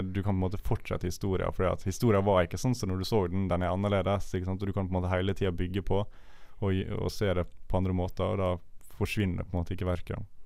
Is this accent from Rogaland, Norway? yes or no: no; Ålesund, Møre og Romsdal, Norway; now in Bergen, Norway; da jeg var hjemme i Ålesund med mine foreldre.